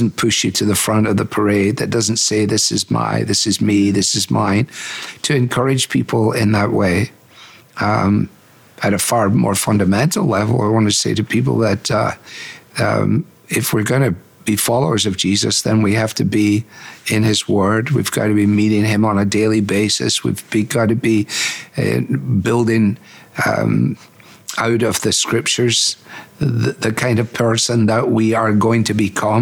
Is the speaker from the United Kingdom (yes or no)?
yes; United Kingdom; now in United States; I'm in a local church in America, but I'm still British in so much of my mentality